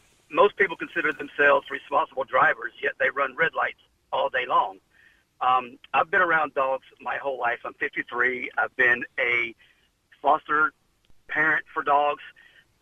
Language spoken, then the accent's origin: English; United States; now in Ireland; I'm from America